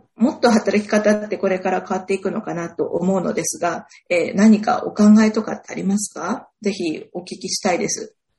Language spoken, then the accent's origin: Japanese; North Kanto, Japan; 私も同じ北関東の人間